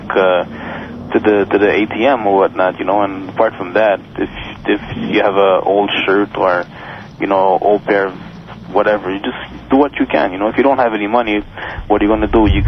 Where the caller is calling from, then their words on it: Montreal, Quebec, Canada; I'm calling from Montreal.